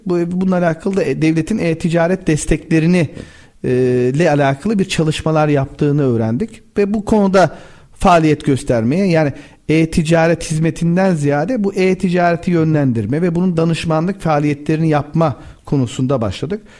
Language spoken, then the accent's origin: Turkish; Babadağ, Denizli, Turkey; Ben Denizli Babadağlıyım.